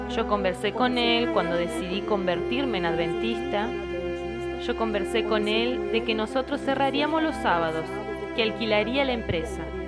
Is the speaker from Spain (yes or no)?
no; Americana, São Paulo, Brazil; moved away as an adult; now in Monte Verde, Brazil; yo soy de americana